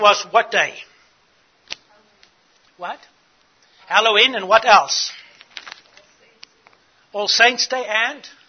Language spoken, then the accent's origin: English; South Africa; I grew up in South Africa.